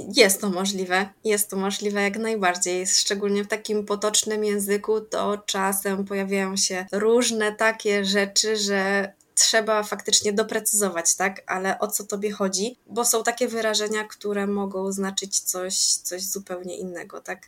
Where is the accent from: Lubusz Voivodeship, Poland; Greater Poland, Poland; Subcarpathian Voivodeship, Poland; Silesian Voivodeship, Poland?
Subcarpathian Voivodeship, Poland; Podkarpacie; ja jestem z Podkarpacia i na pewno mówię jakoś inaczej niż ktoś, kto jest y, z Mazowsza